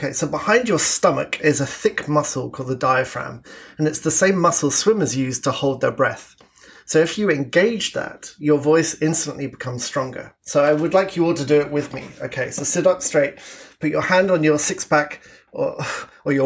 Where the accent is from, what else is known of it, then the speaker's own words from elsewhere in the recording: south of England, United Kingdom; moved away as an adult; now in Canada; As you can probably tell from my accent, I'm originally from the south of England